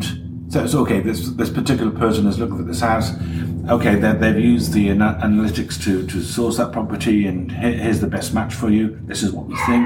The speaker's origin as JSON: {"language": "English", "town": "Barry", "region": "Wales", "country": "United Kingdom", "tie": "born or raised there", "said": "I grew up in Barry, South Wales"}